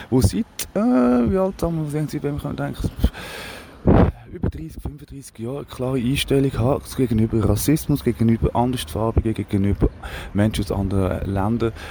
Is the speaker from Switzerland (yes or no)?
yes; Aargau, Switzerland; oder bei euch im Aargau, bei uns im Aargau zum Beispiel Spreitenbach